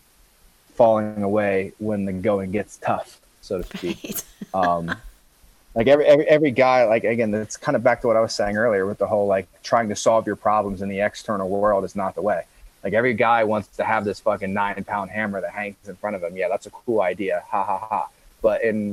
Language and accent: English; Columbus, Ohio, United States; moved away as an adult; also born or lived in Grass Valley, California; I'm initially from Columbus, Ohio